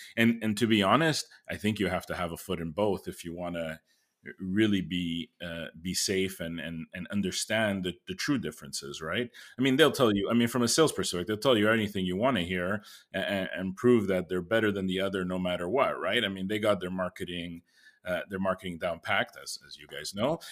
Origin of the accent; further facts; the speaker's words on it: Canada; as a Canadian